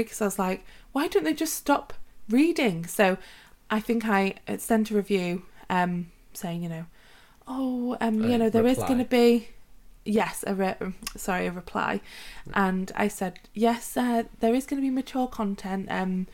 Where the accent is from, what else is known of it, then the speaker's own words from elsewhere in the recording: Wales, United Kingdom; our country of Wales in the UK